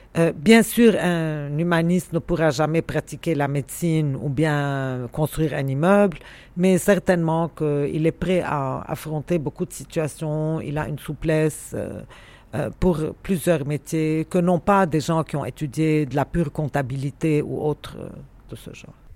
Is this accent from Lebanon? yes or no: yes; Beirut, Beirut Governorate, Lebanon; je suis de nulle part, j'ai grandi à Beyrouth et je suis de Beyrouth finalement